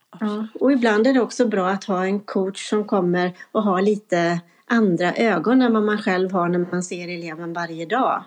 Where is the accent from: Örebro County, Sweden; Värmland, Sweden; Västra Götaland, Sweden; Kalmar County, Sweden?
Västra Götaland, Sweden; Vårgårda; det är min hemkommun som jag har varit ifrån och jobbat i en annan kommun under en period. Men nu är jag tillbaka.